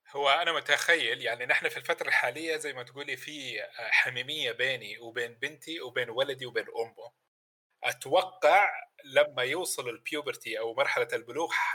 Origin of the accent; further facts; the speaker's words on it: Mecca, Makkah Province, Saudi Arabia; انا ولد مكه